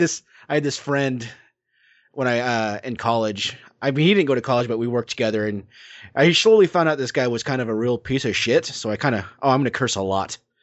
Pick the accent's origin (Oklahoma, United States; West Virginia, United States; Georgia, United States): Oklahoma, United States; my hometown in Oklahoma